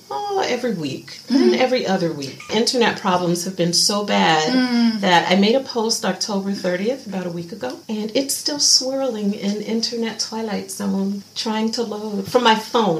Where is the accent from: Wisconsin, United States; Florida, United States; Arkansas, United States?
Florida, United States; Miami; moved away as an adult; now in Shanghai, China; I'm from Florida. Miami.